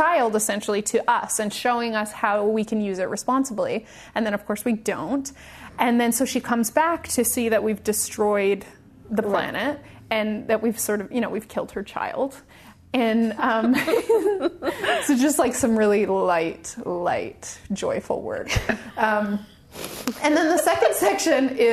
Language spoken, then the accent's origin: English; Victoria, British Columbia, Canada; moved away; a ballet school in my hometown, in Victoria